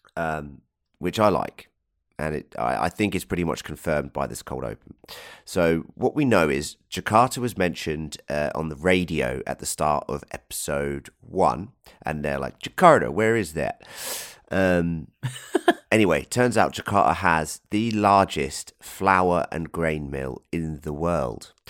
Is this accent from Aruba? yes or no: no; England, United Kingdom; Being an Englishman